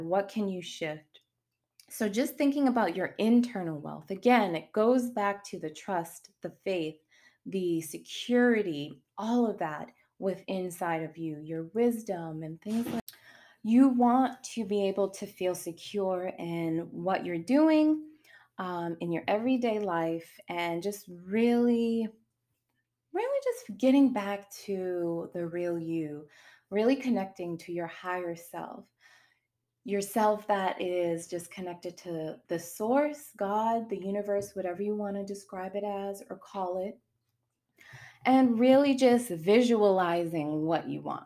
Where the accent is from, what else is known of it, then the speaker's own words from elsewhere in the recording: Boston, Massachusetts, United States; moved away as an adult; now in Charlotte, United States; I'm from Boston, moved to North Carolina, I'm in Charlotte